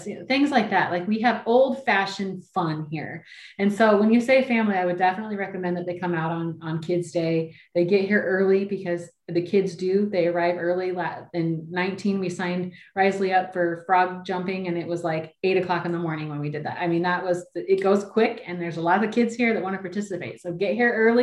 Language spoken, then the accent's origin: English; New Berlin, Illinois, United States; also born or lived in Kissimmee, Florida; now in Indiana, United States; I started answering phones at my hometown fairgrounds when I was 14.